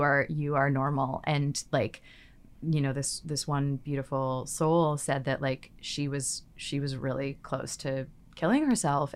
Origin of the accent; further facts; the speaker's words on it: Victoria, British Columbia, Canada; moved away as an adult; now in Vancouver, Canada; I'm from Victoria, from the island